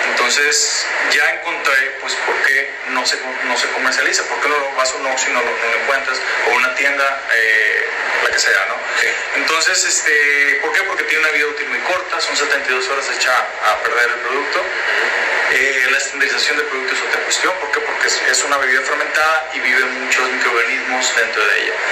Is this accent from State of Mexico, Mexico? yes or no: no; Culiacán, Sinaloa, Mexico; now in Japan; Con orgullo soy el primer mexicano en, trabajar en una planta de saque. El primer culiche